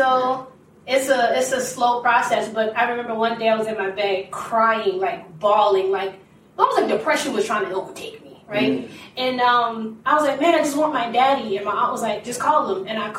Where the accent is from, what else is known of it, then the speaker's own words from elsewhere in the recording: Maryland, United States; also born or lived in Charleston, South Carolina; I am from Maryland, however, by way of Charleston, South Carolina.